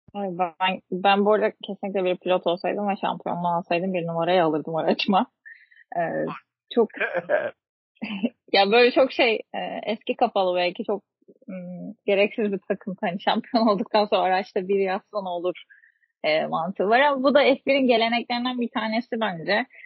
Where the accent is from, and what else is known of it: Turkey